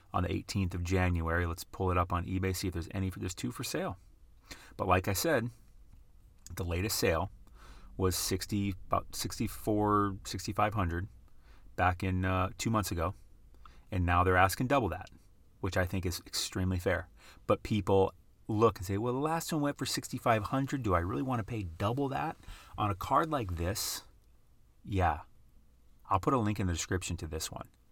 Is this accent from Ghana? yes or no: no; Midwest, United States; now in West Coast, United States; at least we say in the Midwest